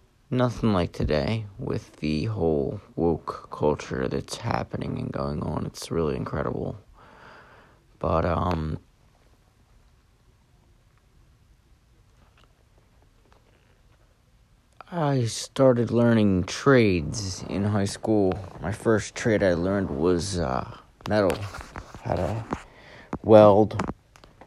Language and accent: English; right outside of Philadelphia, Pennsylvania, United States; I was born right outside of Philadelphia, or grew up out right outside of Philadelphia.